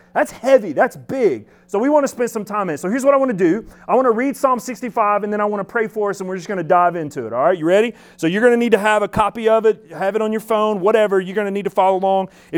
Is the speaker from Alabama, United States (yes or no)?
yes; Alabama, United States; I'm from Alabama, but don't worry, we had shoes there